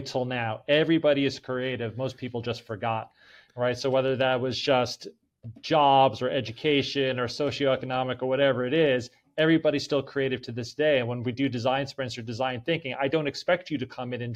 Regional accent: Middletown, New Jersey, United States; moved away as an adult; also born or lived in Holmdel, New Jersey; now in Atlanta, United States; I had my typical suburban life growing up in New Jersey playing sports

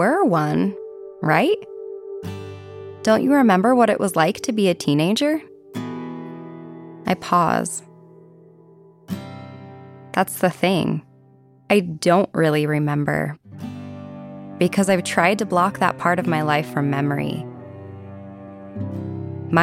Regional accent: Ogden, Utah, United States; my hometown of Ogden, Utah

